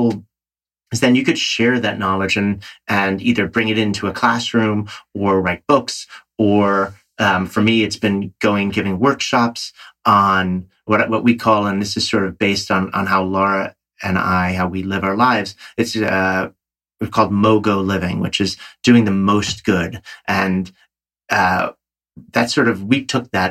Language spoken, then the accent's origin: English; New York, United States; I'm a New Yorker